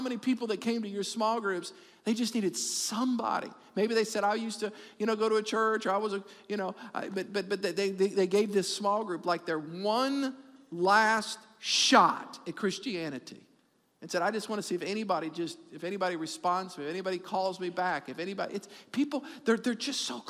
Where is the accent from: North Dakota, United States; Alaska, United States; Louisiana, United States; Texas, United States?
Louisiana, United States; New Orleans; we're from New Orleans